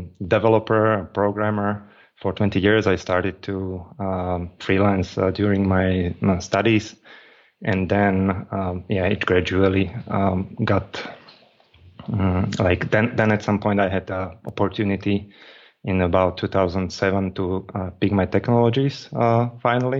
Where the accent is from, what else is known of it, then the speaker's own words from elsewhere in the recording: Slovakia; I'm from Slovakia, and I'm in Slovakia